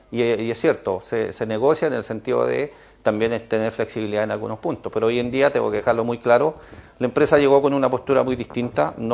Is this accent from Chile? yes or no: yes; Chile; Eh, somos chilenos, tenemos que ganar.